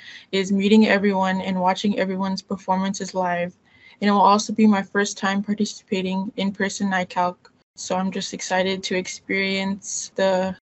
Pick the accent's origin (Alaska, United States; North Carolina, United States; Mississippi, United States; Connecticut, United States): Alaska, United States; Tyonek; now in Anchorage, United States; I am from the Nochina clan, from the native village of Tyonik in Alaska, and I now live in Anchorage